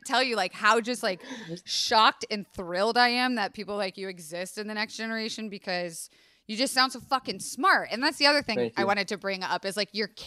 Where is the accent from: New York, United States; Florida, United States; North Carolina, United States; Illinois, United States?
Florida, United States; Tampa; I grew up in Tampa, Florida, which is a very conservative, leaning Republican, Southern, hospitality